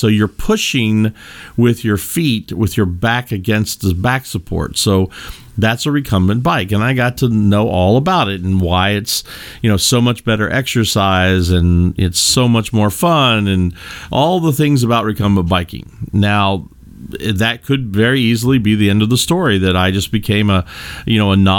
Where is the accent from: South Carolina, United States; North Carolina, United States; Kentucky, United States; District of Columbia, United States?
Kentucky, United States; I come from the Midwest in the United States. I come from the great bluegrass state of Kentucky.